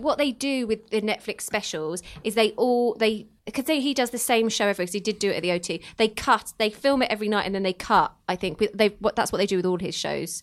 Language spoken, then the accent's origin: English; Luton, East of England, United Kingdom; I'm from Luton